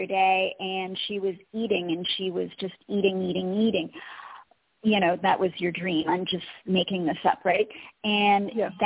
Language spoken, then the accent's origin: English; Colorado, United States; Colorado, my hometown. My home heart is in Colorado.